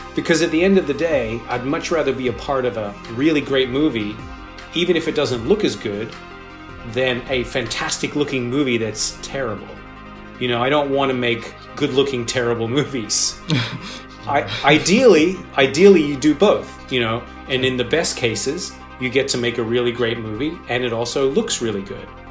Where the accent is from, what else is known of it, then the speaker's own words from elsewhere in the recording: Sydney, New South Wales, Australia; moved away; also born or lived in Los Angeles; I actually grew up in Sydney, Australia. Um, mm. I was born in Los Angeles, but I moved there when I was five, and I uh, lived there with my family for about 13 years